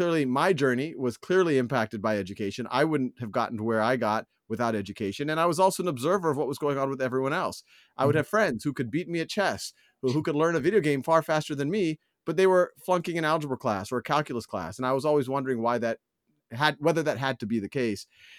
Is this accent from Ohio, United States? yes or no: no; Metairie, Louisiana, United States; born there; I was born in 1976 in Metairie, Louisiana, which is right outside of New Orleans. It's actually between the airport and the downtown area.